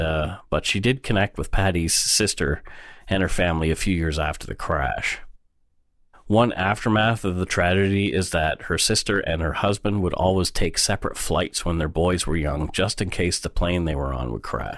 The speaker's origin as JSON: {"language": "English", "town": "Bridgewater", "region": "Nova Scotia", "country": "Canada", "tie": "born or raised there", "moved": "yes", "lives_now": "Vancouver, Canada", "said": "in my hometown in Bridgewater, only forty minutes down the road from Peggy's Cove."}